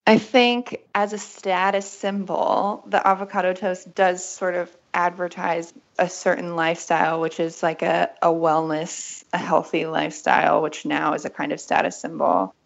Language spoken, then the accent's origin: English; West Virginia, United States; moved away as an adult; also born or lived in Berlin, Germany; I grew up in West Virginia